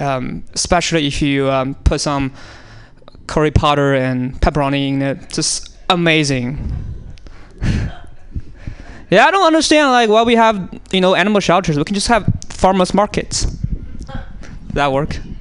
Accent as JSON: {"language": "English", "country": "China", "tie": "born or raised there", "moved": "yes", "said": "I was born in China, and uh, I was born on a small island actually in China"}